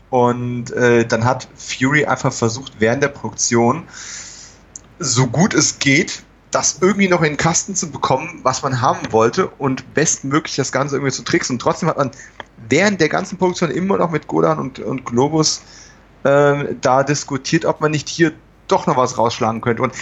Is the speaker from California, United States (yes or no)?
yes; California, United States; German is a second language; ich komme aus Kalifornien, wir haben keine Keller.